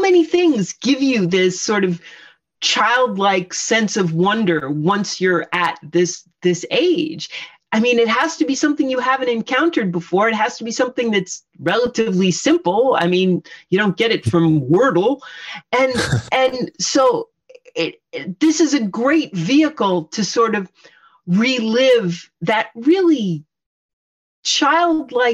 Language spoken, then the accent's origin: English; Poughkeepsie, New York, United States; moved away as an adult; we grew up in Poughkeepsie, New York, in a ordinary suburban raised ranch on a third of an acre